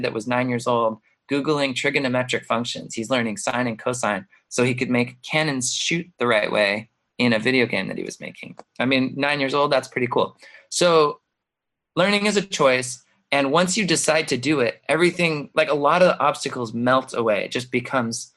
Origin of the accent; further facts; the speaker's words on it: Mesa, Arizona, United States; moved away as an adult; also born or lived in Boston, Massachusetts / San Francisco area / Milwaukee, Wisconsin; I came back to Mesa, which I grew up in Mesa, but I had left.